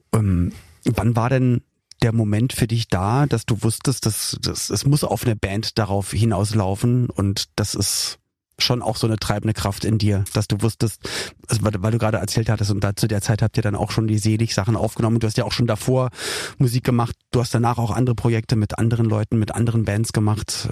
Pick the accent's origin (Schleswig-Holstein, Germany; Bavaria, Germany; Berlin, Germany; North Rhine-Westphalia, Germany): Berlin, Germany; als ich dann Teenager war, da wusste ich als Berliner, ich muss nicht zur Bundeswehr